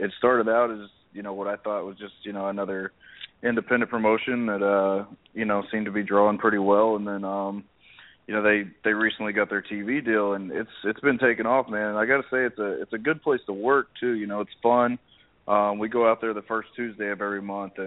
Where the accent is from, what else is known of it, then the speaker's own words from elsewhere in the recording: Texas, United States; I was born and raised in Texas